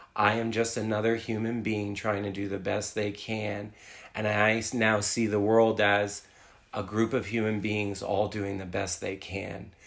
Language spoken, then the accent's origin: English; New Jersey, United States; moved away as an adult; also born or lived in New York City; I uh, was born and raised in New Jersey